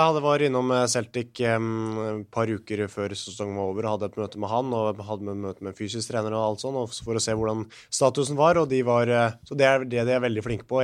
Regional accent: Norway; moved away as an adult; also born or lived in Scotland; her hjemme i Norge

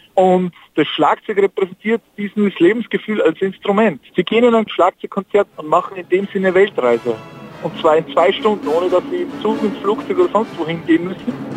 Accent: Austria; ich bin ja Österreicher

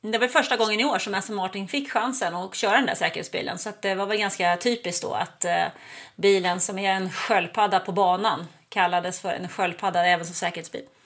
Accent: Nacka, Stockholm County, Sweden; moved away as an adult; now in Ystad, Sweden; Jag är född och uppvuxen i Nacka utanför Stockholm

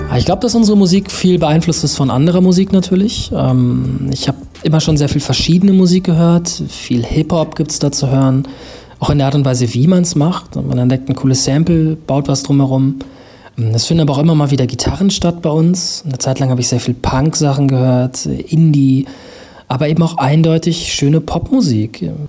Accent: Münster, North Rhine-Westphalia, Germany; in der Nähe meiner Heimat Münster

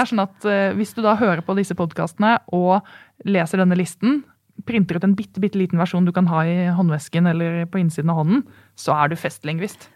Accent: Oslo, Norway; also born or lived in Bærum; Jeg er jo født i Bærum, så da er jeg en bæring. Ja. Men jeg kommer fra Oslo.

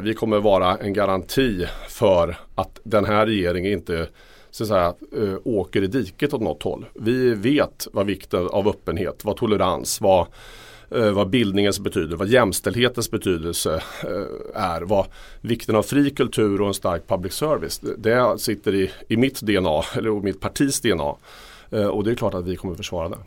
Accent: Örebro, Örebro County, Sweden; min hemstad Örebro

